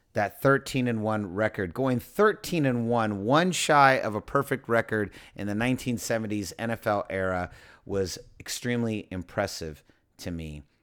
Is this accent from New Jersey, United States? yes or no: no; San Francisco, California, United States; I'm from San Francisco